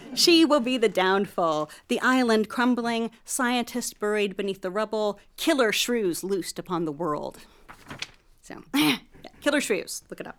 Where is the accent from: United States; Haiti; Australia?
United States; Oak Ridge, Tennessee; growing up in Oak Ridge with my father